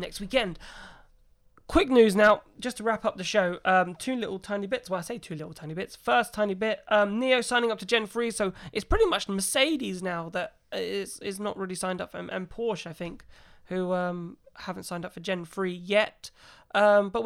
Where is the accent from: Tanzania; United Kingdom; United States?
United Kingdom; us being British